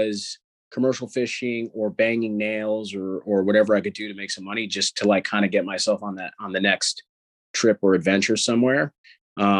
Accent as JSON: {"language": "English", "region": "New York area", "country": "United States", "also_born_or_lived": "Long Island", "said": "I'm actually from the New York area"}